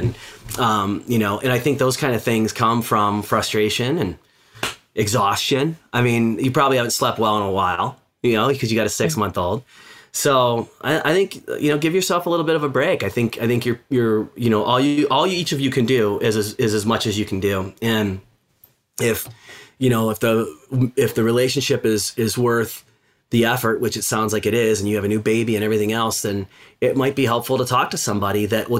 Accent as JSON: {"language": "English", "region": "Midwest", "country": "United States", "tie": "born or raised there", "said": "I grew up in the Midwest. It wasn't really something that, you know, we did where I was from and where I grew up. And then I landed on the West Coast for a long time."}